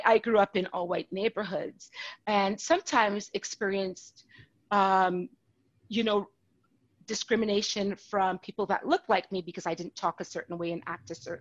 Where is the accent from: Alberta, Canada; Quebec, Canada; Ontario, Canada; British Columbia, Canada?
Alberta, Canada; Calgary; I was born in Calgary